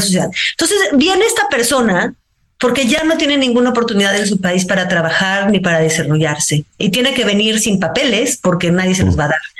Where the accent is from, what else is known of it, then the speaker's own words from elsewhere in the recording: Mexico; una mexicana que pues también está fuera de su cotidiano